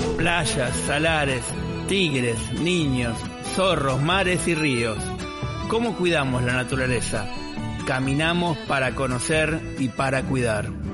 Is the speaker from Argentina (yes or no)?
yes; Argentina